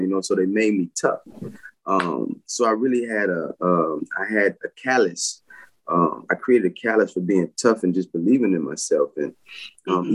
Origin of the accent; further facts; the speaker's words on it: Pensacola, Florida, United States; Born and raised in Pensacola, Florida